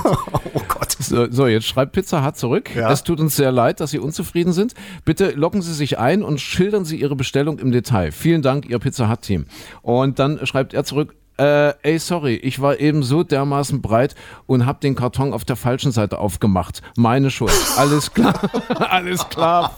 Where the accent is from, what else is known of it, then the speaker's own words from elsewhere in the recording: eastern Germany, Germany; hier bei uns im Osten